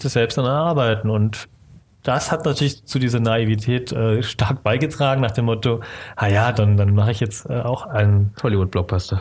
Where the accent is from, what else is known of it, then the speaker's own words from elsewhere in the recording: Stuttgart, Baden-Württemberg, Germany; Stuttgart geboren und auch aufgewachsen in der Gegend dort unten